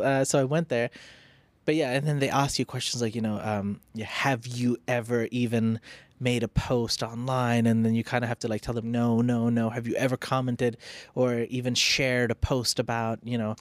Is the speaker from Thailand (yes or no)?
yes; Phuket, Thailand; I grew up in Phuket, so my skin was mostly tan